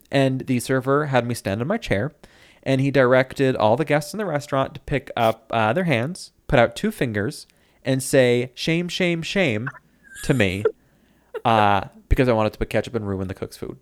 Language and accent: English; Medford, New York, United States; moved away as an adult; I grew up in Medford